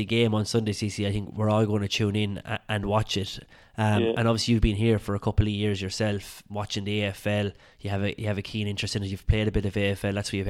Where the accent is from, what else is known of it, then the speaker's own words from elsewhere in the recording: Ireland; now in Australia; us being Irish in Australia